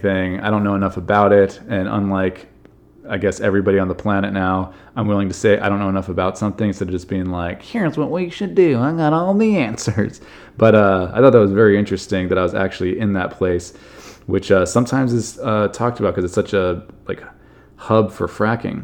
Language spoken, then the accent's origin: English; Southern California, United States; I'm from Southern California